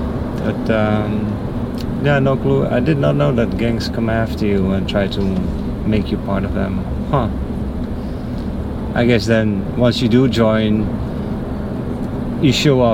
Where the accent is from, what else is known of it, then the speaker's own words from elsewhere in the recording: Netherlands; moved away as an adult; I'm from the Netherlands.